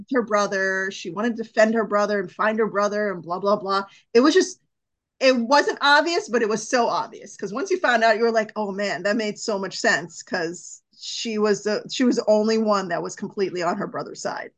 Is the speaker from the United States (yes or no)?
no; India; I'm Indian